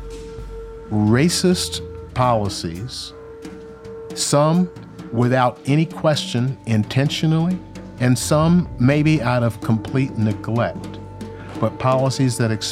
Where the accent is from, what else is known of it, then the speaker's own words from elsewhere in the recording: Memphis, Tennessee, United States; I was born in Memphis, Tennessee in 1956. My older brother and I integrated a Catholic school in Memphis in 1963.